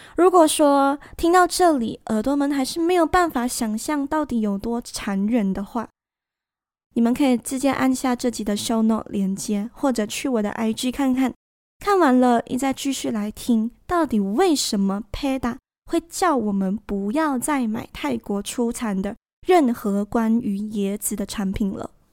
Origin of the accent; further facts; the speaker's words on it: Malaysia; 那我会趁这个长假回我的家乡